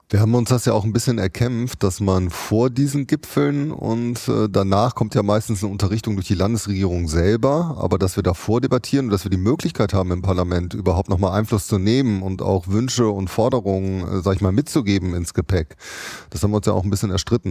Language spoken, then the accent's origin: German; Düsseldorf, North Rhine-Westphalia, Germany; in meiner Heimatstadt Düsseldorf